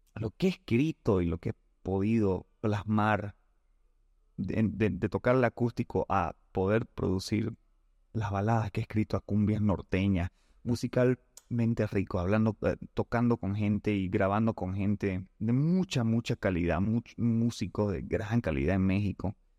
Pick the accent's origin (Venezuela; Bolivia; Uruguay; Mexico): Bolivia; aquí en Bolivia, en mi tierra